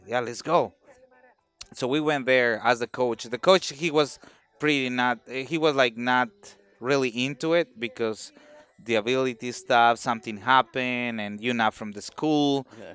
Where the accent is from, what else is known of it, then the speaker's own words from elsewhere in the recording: Mexico; now in United States; I'm in the United States, but I'm, I'm, I'm from Mexico